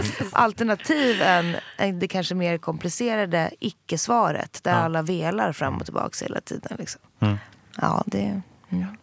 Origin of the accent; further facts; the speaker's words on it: Jokkmokk, Norrbotten County, Sweden; moved away; also born or lived in Södermalm, Stockholm; Jag är uppväxt både eh, i en glesbygd, alltså med, med verkligen mina rötter i Sarek